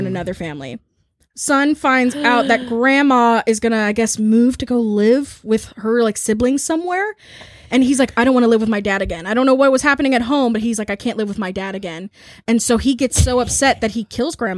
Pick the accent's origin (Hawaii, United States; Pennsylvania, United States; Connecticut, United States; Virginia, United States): Virginia, United States; Chesapeake; my hometown of Chesapeake